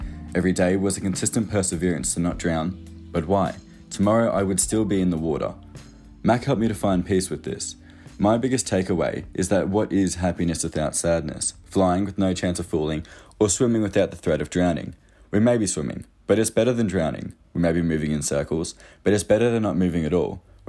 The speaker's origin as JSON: {"language": "English", "region": "Queensland", "country": "Australia", "said": "I'm from Queensland, Australia."}